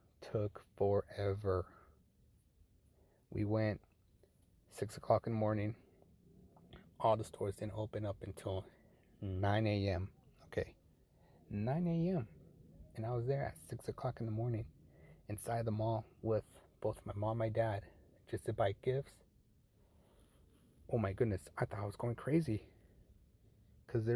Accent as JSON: {"language": "English", "town": "Fullerton", "region": "California", "country": "United States", "tie": "born or raised there", "said": "back in my hometown, Fullerton"}